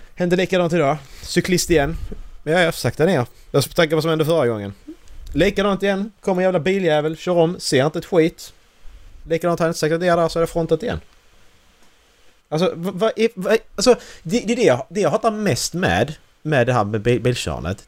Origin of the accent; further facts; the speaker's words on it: Sweden; Vi är svenskar här